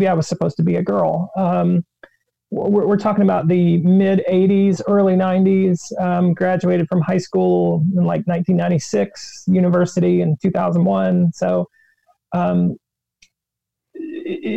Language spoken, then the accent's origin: English; small town northwest of Charlotte, North Carolina, United States; I am from North Carolina. I'm from a very small town, about an hour and a half to the northwest of Charlotte, North Carolina